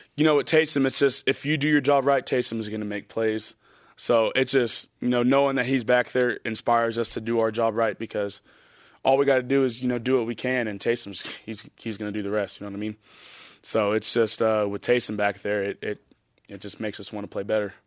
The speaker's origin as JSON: {"language": "English", "region": "Texas", "country": "United States", "moved": "yes", "said": "we're both from Texas"}